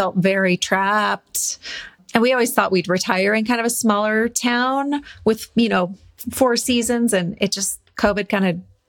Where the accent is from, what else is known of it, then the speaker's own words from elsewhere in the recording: Montana, United States; also born or lived in Portland, Oregon / Doylestown, Pennsylvania / Seattle, Washington; now in Bend, United States; we're originally from Montana.